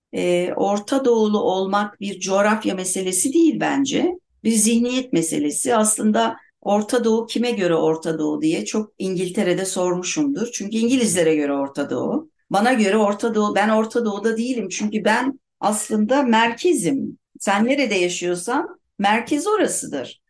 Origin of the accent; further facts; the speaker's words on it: Turkey; Biz çocukluğumuzdan beri hep depremden korkarak Türkiye'de büyüdük